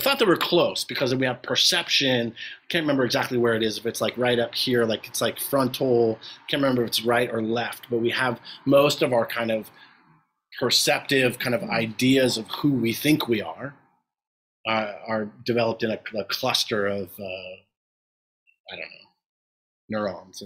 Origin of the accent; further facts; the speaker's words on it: New York City, New York, United States; I come from an Italian family. We're all from New York. From the Bronx, though, not Brooklyn